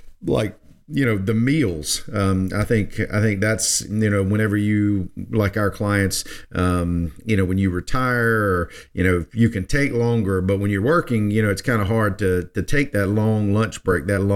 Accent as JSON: {"language": "English", "country": "United States"}